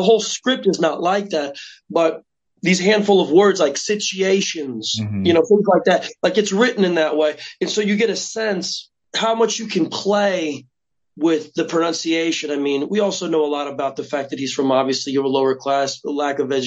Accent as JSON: {"language": "English", "region": "Indiana", "country": "United States", "moved": "as an adult", "lives_now": "New York, United States", "said": "I'm from Indiana."}